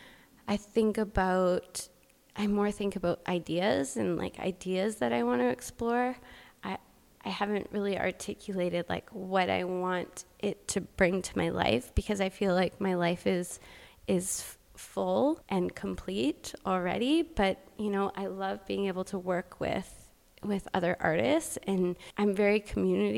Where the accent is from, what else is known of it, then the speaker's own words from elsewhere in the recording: Alberta, Canada; moved away as an adult; now in Vancouver, Canada; I grew up in Alberta, so I ended up going to Red Deer College